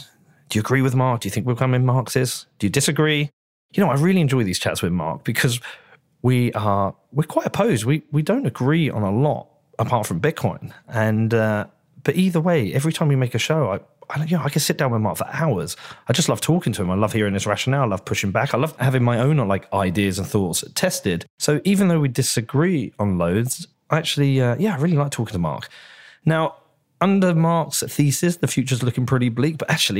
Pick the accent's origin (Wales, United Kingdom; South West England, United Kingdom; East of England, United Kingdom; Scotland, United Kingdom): East of England, United Kingdom; Bedford; I filmed part of it in my hometown of Bedford and also in Harlow.